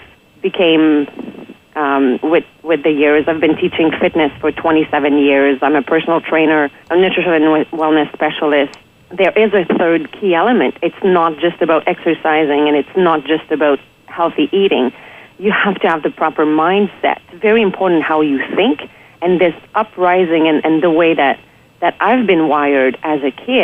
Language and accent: English; Quebec City, Quebec, Canada; I'm from Quebec City. I grew up there in a very positive environment.